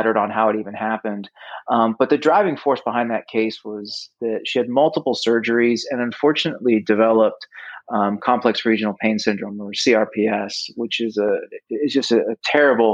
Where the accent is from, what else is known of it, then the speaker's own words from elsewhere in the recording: Midwest, United States; moved away as an adult; also born or lived in Cayman Islands; now in California, United States; I grew up in the Midwest, about as far away from the ocean as you could be